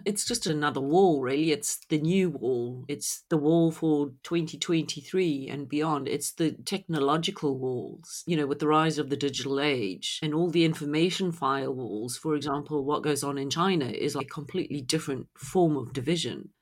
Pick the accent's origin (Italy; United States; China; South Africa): South Africa; growing up in South Africa